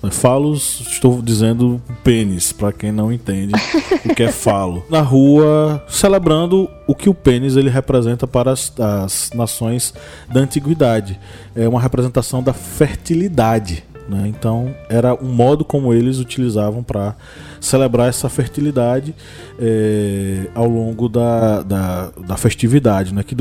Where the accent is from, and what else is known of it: Bahia, Brazil